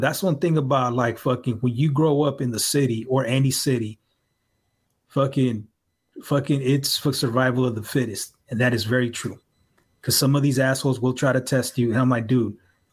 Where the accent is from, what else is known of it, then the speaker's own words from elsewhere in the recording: San Francisco, California, United States; I'm a native San Franciscan. I'm from the Mission